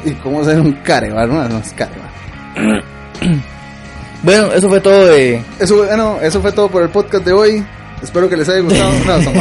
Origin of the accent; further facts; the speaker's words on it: Pérez Zeledón, San José, Costa Rica; moved away; De allá, Pérez. De allá, de allá. De Pérez. De, allá. Pérez Celedón.